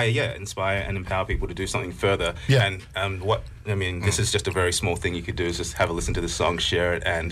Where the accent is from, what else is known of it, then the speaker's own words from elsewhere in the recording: New Zealand; for myself being Kiwi, being, you know, African, and also having a big connection to the US as well